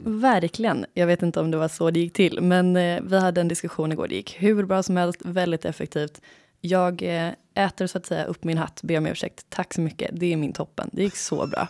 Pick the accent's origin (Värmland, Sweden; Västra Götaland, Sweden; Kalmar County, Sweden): Västra Götaland, Sweden; Gothenburg; accent: göteborgska; now in Stockholm, Sweden; Jag är en glad göteborgare